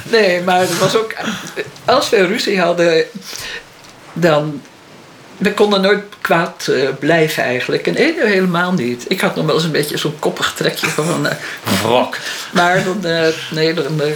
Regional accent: Holland, Netherlands; Op zo'n dorpje, daar komt zo'n Hollandse hibbel aan.

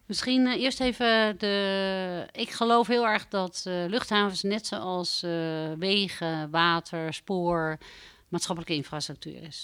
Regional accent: Bussum, North Holland, Netherlands; moved away as an adult; also born or lived in Amstelveen / Groningen / Amsterdam; Ik ben eh, geboren in Amstelveen. Ik ben opgegroeid in Bussum

